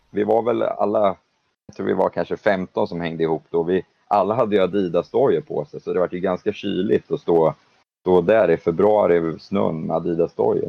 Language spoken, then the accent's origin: Swedish; Sweden; moved away as an adult; also born or lived in London / United States / Leeds; Många vet ju liksom att jag var svensk